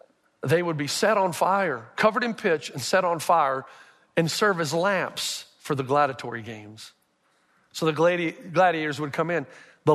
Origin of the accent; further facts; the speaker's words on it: the South, United States; I'm from the South